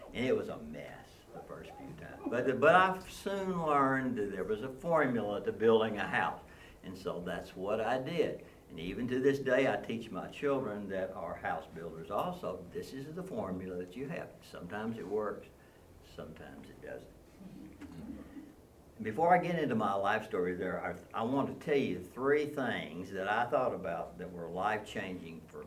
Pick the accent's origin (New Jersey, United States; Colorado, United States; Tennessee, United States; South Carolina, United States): Tennessee, United States; Nashville; I grew up in Nashville in the Green Hills area